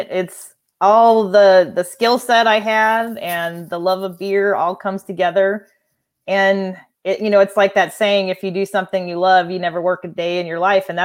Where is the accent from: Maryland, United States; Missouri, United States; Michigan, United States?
Missouri, United States; Hannibal; also born or lived in Denver; I grew up in Denver for a while, um, and then moved to uh, Hannibal, Missouri, and then that's where I graduated from high school